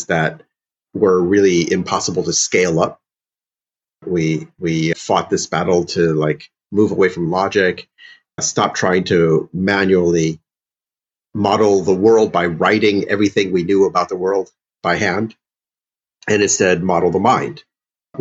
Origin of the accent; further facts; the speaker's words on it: Illinois, United States; also born or lived in St. Louis, Missouri; I grew up in the Midwest heavily and in Illinois